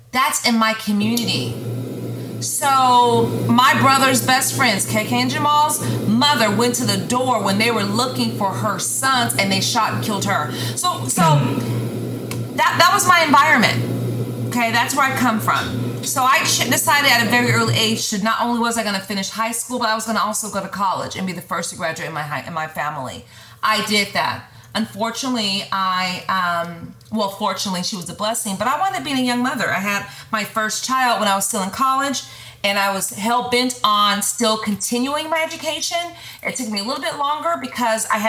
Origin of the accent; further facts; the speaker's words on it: Sacramento, California, United States; moved away as an adult; now in Dallas, United States; I was born and raised in California, Northern California, and in this neighborhood called Meadowview